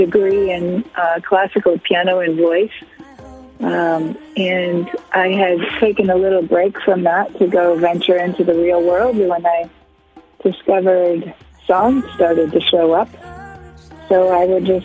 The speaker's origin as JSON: {"language": "English", "town": "Woodstock", "region": "Ontario", "country": "Canada", "tie": "born or raised there", "moved": "yes", "lives_now": "Blue Mountain, Canada", "said": "I'm originally from Woodstock, Ontario, so I'm familiar with more small-town, rural kind of living."}